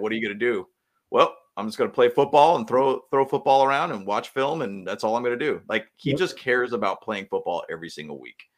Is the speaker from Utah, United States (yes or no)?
no; Bay Area, California, United States; we grew up in the Bay Area